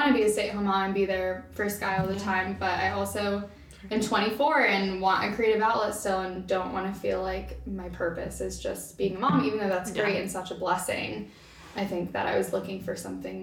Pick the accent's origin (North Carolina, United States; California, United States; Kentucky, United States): Kentucky, United States; Northern; But I grew up in Northern Kentucky, kind of moved around before that, but we landed in Northern Kentucky